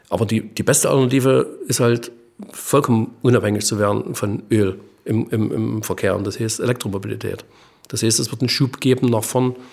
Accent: East Germany, Germany; Also ich sage mal so, jetzt bin ich Ostdeutscher und sage, beim Thema Schweden und sowas habe ich riesen Bauchschmerzen.

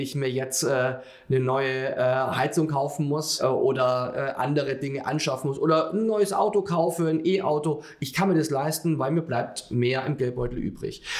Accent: Bavaria, Germany; wenn ich als Bayer das auch sagen darf

